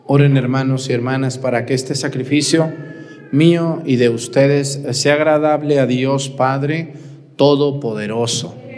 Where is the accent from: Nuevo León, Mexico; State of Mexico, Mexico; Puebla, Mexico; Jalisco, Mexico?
Jalisco, Mexico; Mexticacán; moved away; El padre Gabriel, que es el señor cura de mi pueblo y que es compañero mío del seminario y amigo, un saludo al padre Gabriel en Mesticacán